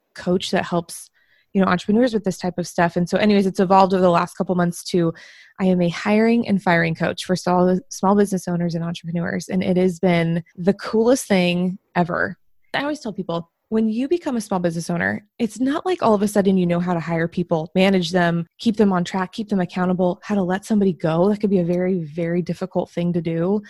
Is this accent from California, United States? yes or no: yes; Bay Area, California, United States; moved away; I'm from the Bay Area originally